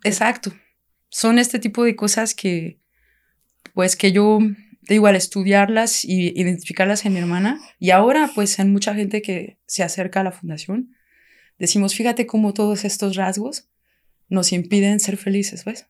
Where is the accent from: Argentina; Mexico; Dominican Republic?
Mexico; Querétaro; moved away as an adult; also born or lived in France; yo soy de Querétaro, mi familia somos de Querétaro.